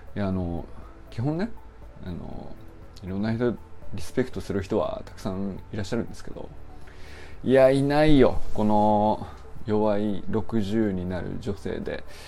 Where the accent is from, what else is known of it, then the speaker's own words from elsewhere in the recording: Niigata, Japan; moved away; also born or lived in Kyoto; 僕もね一応生まれも育生まれは京都なんだけど育ちが新潟なんだよ故郷といえば